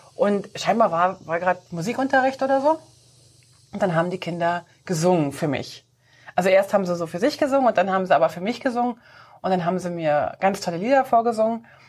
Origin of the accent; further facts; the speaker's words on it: Switzerland; bei uns in der Schweiz